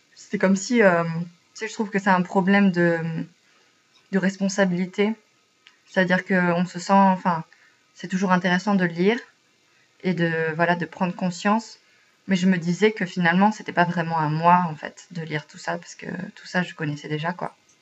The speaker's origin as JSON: {"language": "French", "country": "France", "moved": "as an adult", "lives_now": "Sweden", "said": "comme on est français"}